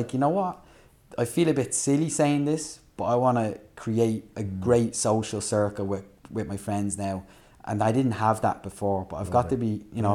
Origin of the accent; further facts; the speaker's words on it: Dublin, Leinster, Ireland; moved away; I grew up in Fairhouse in Tallaght